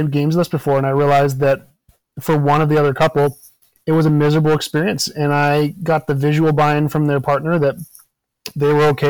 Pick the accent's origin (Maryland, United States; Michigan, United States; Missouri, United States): Maryland, United States; also born or lived in Virginia; now in Wisconsin, United States; I've lived in 10 states and I grew up in Maryland and Virginia.